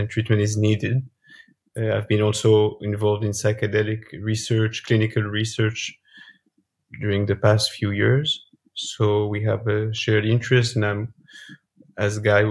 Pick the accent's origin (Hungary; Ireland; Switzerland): Switzerland; moved away as an adult; now in Israel; I was raised in Switzerland